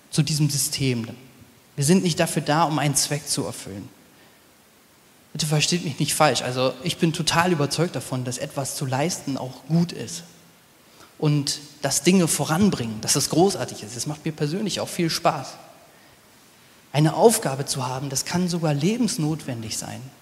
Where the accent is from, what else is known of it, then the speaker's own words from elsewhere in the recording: Nordhorn, Lower Saxony, Germany; Ich komm, bin aufgewachsen in Nordhorn an der holländischen Grenze. Wenn man sonntags Brot brauchte, ist man eben rübergefahren.